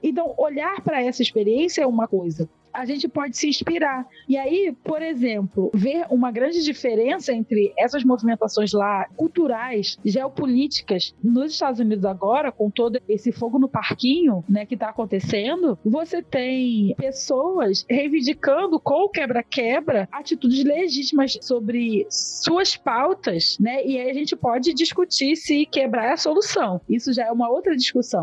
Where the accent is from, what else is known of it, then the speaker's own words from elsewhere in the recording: Brazil; a nossa experiência enquanto pessoas negras aqui no Brasil